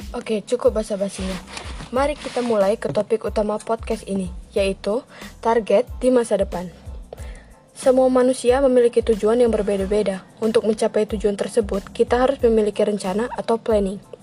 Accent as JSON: {"language": "Indonesian", "area": "Way Kanan Regency", "region": "Lampung", "country": "Indonesia", "said": "asal dari Kabupaten Wekanan Lampung"}